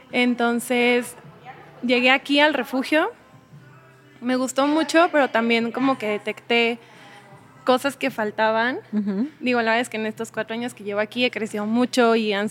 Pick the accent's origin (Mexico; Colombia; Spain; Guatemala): Mexico; Mexico City; now in Querétaro, Mexico; Bueno, yo llevo en Querétaro cuatro años, vengo de la Ciudad de México, soy mamá, tengo una hija de nueve años